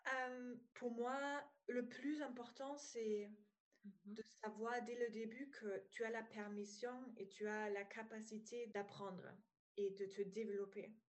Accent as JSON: {"language": "French", "region": "East Germany", "country": "Germany", "accent": "German", "second_language": "French", "moved": "as an adult", "lives_now": "France", "said": "je viens d'Allemagne, donc si euh, voilà, vous entendez un petit accent, c'est allemand"}